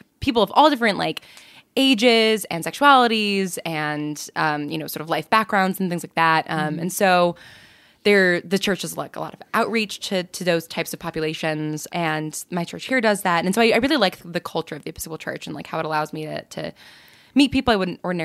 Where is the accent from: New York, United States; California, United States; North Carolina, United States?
New York, United States; I grew up in New York in a town just outside of the city